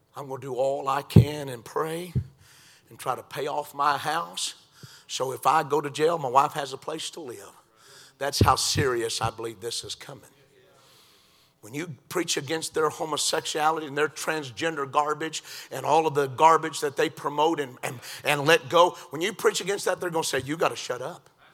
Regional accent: United States; I'm an American

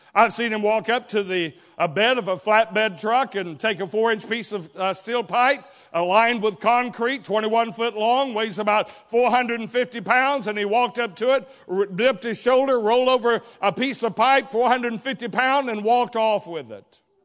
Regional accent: Dalton, Georgia, United States; also born or lived in Chatsworth, Georgia; I was born in Chatsworth, Georgia. I was raised for the most part throughout the Dalton region.

